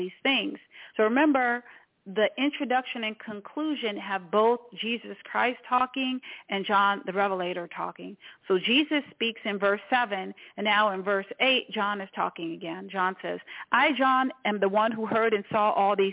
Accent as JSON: {"language": "English", "town": "Washington", "region": "District of Columbia", "country": "United States", "tie": "born or raised there", "said": "I was born in Washington, D.C."}